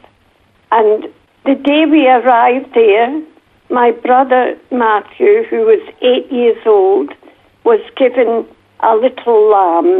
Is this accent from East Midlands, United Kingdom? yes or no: no; Glasgow, Scotland, United Kingdom; accent: Northern Scottish; now in Jamisontown, Australia; when I went back to school in Glasgow, my accent was so bad that the other children would laugh at me